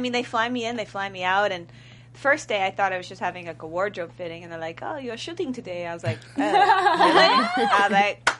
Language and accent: English; New Jersey, United States; also born or lived in Baton Rouge, Louisiana; I was born in Baton Rouge, but I was raised in Jersey